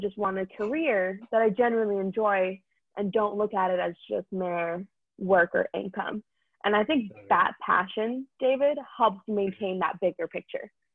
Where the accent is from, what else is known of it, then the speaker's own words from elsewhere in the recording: India; now in United States; I'm Indian